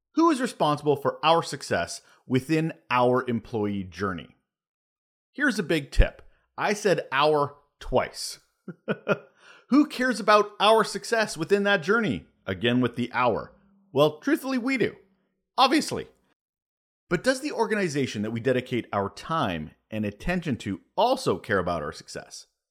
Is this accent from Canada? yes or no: yes; Canada; I'm Canadian